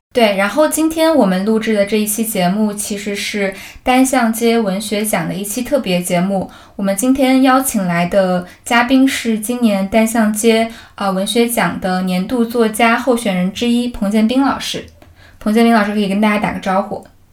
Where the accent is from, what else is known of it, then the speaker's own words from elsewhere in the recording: Zhuzhou, Hunan, China; moved away; 然后我正好是在株洲长大的